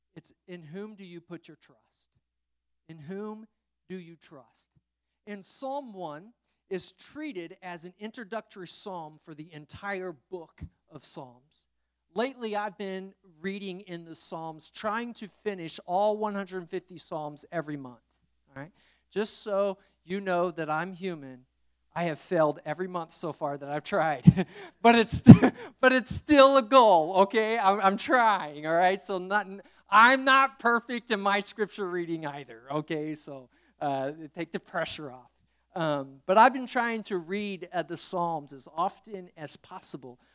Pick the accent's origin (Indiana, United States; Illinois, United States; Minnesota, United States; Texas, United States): Indiana, United States; moved away; I'm from Indiana